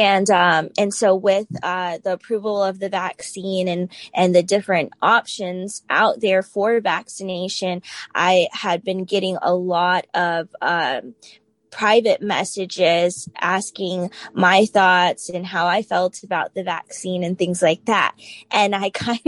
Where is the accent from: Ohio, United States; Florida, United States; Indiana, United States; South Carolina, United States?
Florida, United States; Tampa; now in Newport News, United States; I'm from Tampa, Florida originally, but now I'm located in Newport News, Virginia